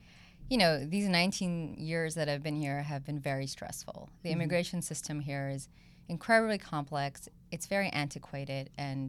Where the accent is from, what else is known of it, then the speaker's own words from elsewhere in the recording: India; also born or lived in South Korea / Belgium / Switzerland / Ivory Coast; so I grew up in South Korea, Belgium, wow. Switzerland, a few years in India as well, which is where I'm originally from.